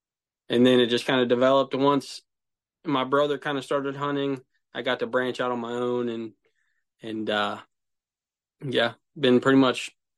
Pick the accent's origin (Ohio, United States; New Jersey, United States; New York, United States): Ohio, United States; I'm from Central Ohio.